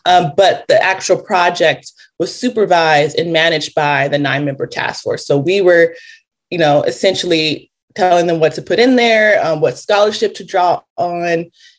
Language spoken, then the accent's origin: English; Los Angeles, California, United States; I'm from Los Angeles, California.